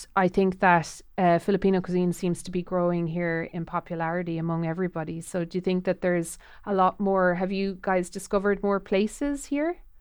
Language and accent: English; Ireland; I'm Irish